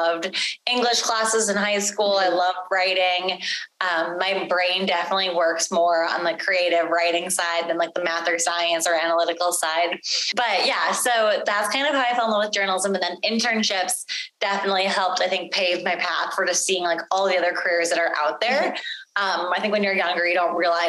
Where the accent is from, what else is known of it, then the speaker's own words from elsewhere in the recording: Buffalo, New York, United States; moved away as an adult; also born or lived in Dallas; growing up in Buffalo